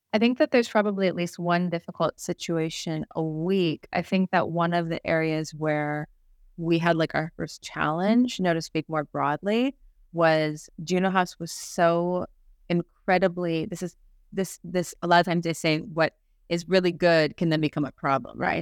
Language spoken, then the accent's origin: English; Chicago, Illinois, United States; moved away as an adult; now in Barcelona, Spain; I'm originally from Chicago.